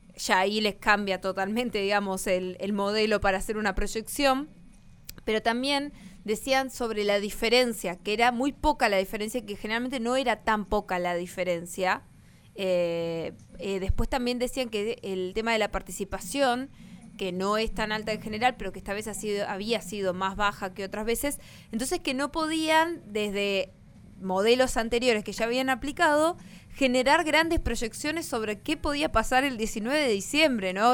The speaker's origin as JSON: {"language": "Spanish", "country": "Argentina"}